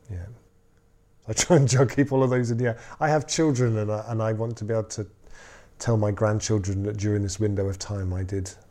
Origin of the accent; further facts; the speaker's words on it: Totnes, South West England, United Kingdom; where are you from? I'm from Totnes.